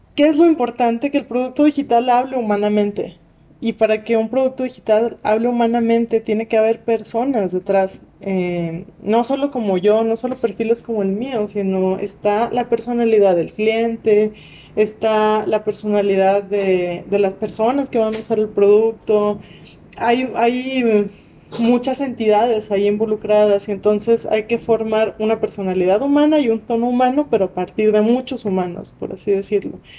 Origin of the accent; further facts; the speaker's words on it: Monterrey, Nuevo León, Mexico; accent: regia, norteña; moved away; yo soy de Monterrey